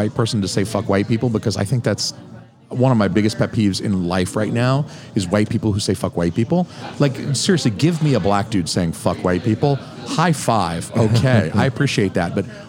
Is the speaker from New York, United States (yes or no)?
no; Atlanta, Georgia, United States; People who listen to this podcast have probably heard my observation that I'm from Atlanta. Mm-hmm. I am very used to a very diverse population. Yeah. That's what I grew up in.